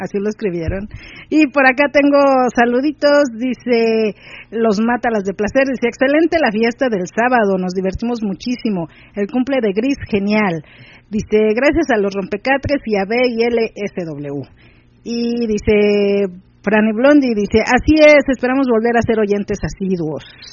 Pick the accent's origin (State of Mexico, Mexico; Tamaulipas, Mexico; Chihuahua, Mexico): State of Mexico, Mexico; venimos del Estado de México